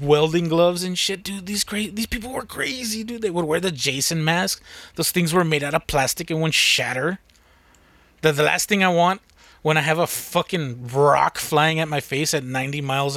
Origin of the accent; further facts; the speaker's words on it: United States; I'm American